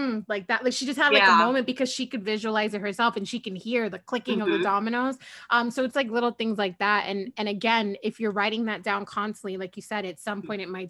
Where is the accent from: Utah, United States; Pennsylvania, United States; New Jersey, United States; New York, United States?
New York, United States; I'm from New York